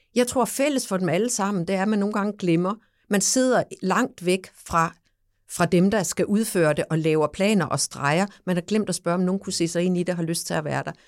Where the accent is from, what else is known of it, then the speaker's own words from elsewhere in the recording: Samsø, Central Denmark Region, Denmark; nu er jeg jo fra Samsø